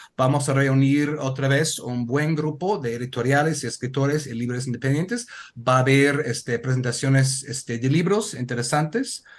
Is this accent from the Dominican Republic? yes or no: no; Connecticut, United States; Spanish is a second language; now in Oaxaca, Mexico; yo soy de Estados Unidos, del estado de Connecticut